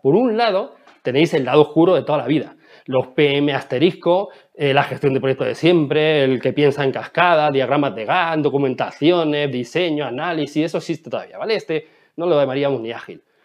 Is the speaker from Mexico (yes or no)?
no; Ciudad Real, Castilla-La Mancha, Spain; en mi pueblo, que yo soy de Ciudad Real